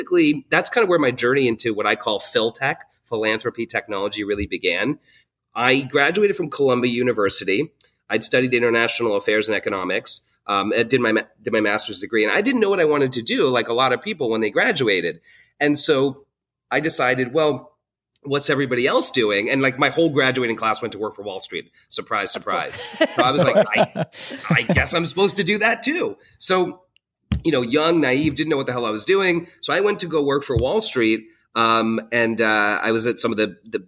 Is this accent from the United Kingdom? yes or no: yes; London, United Kingdom; moved away; also born or lived in Hong Kong / China; I was born in Hong Kong, and I lived there for the first 4 years of my life, which was a great experience. I then moved to London, England, and lived there for about 10 years.